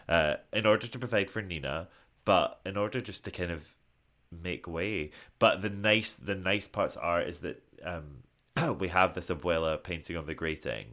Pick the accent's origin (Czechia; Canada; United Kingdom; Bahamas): United Kingdom; Scotland